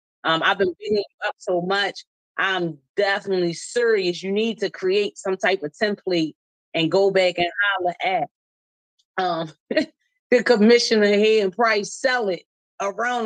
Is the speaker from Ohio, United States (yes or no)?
no; Baltimore, Maryland, United States; we're from East Baltimore